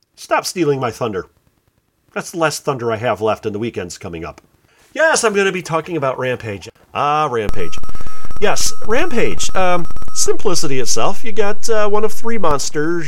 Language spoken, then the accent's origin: English; Joliet, Illinois, United States; my hometown of Joliet